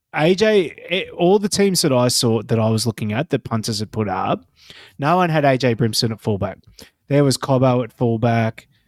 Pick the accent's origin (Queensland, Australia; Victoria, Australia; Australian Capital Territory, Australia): Queensland, Australia; I am sitting here as a Queenslander